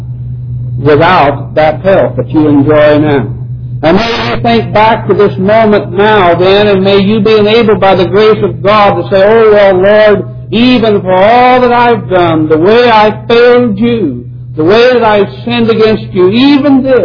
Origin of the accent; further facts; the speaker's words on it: United States; as an American people